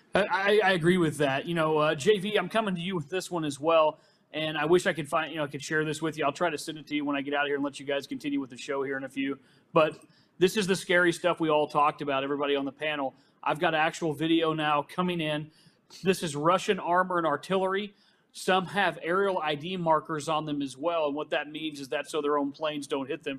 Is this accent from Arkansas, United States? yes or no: yes; Arkansas, United States; I'm from Arkansas